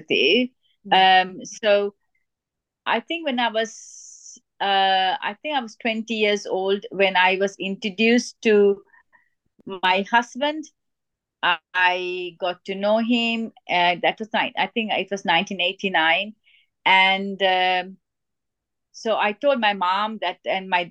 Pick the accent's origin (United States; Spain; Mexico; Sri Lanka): Sri Lanka; I was born in Sri Lanka, and I was brought up in a very strict Asian family